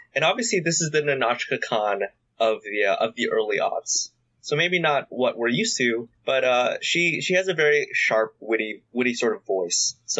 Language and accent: English; Canada; I say this as a Canadian.